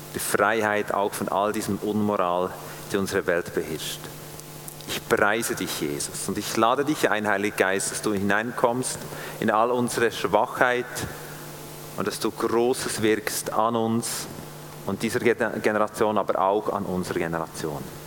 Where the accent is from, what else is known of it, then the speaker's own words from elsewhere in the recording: Switzerland; als Schweizer